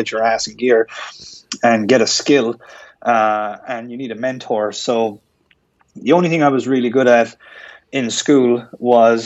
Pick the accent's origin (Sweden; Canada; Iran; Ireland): Ireland; moved away as an adult; also born or lived in Miami Beach; I'm from Ireland. If you haven't guessed from my accent